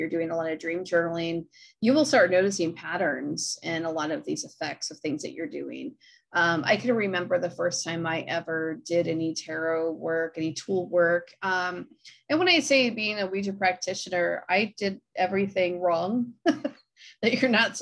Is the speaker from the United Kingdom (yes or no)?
no; Akron, Ohio, United States; I'm from Akron